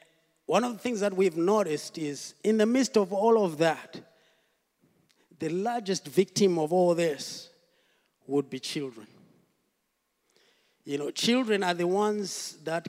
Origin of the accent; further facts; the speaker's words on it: Zimbabwe; moved away as an adult; also born or lived in South Africa; now in Wales, United Kingdom; So we moved into Zimbabwe, and I grew up in Zimbabwe.